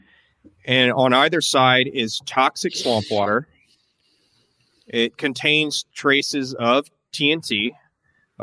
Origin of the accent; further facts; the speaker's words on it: Tennessee, United States; where I grew up in Tennessee